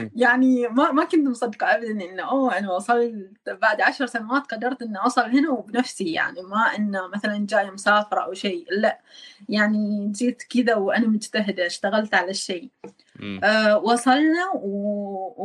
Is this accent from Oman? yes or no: yes; Oman; moved away as an adult; now in Busan, South Korea; انا من عمان